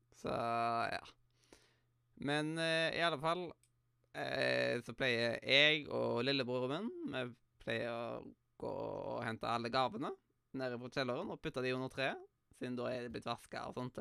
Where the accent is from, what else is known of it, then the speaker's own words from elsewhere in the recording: Western Norway, Norway; jeg er vestlending